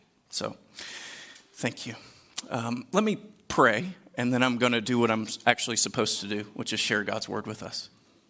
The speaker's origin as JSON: {"language": "English", "region": "Deep South", "country": "United States", "tie": "born or raised there", "said": "I grew up in the Deep South. I listened to enough country music growing up"}